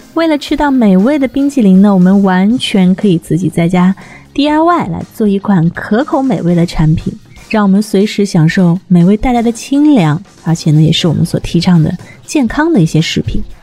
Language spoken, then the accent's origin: Chinese; southern China, China; now in northern China; 从小生活在南方哈，闷热的夏天也是过惯了。所以呢，现在生活在了北方之后